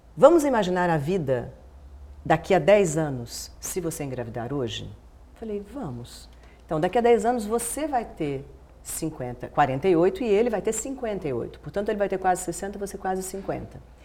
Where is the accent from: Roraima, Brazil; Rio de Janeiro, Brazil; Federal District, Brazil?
Federal District, Brazil; Brasília; moved away; eu nasci em Brasília. Brasília era um nada, assim, era uma cidade nascendo. Eu nasci cinco anos depois da inauguração da cidade, não tinha nada